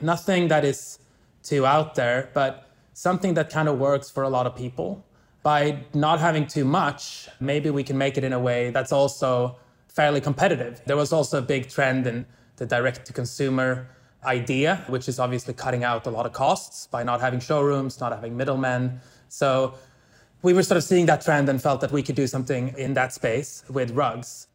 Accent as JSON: {"language": "English", "town": "Stockholm", "region": "Stockholm County", "country": "Sweden", "tie": "born or raised there", "moved": "yes", "said": "I'm from Stockholm. I lived here most of my early life"}